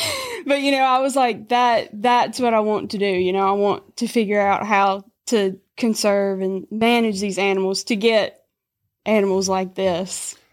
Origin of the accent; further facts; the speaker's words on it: Lambert, Mississippi, United States; I'm from Lambert, Mississippi